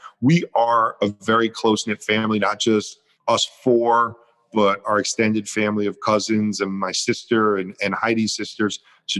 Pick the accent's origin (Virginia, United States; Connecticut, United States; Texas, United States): Connecticut, United States; now in West Hollywood, United States; We came from Connecticut, was the suburbs. So I do like a little bit more hustle bustle and I love West Hollywood.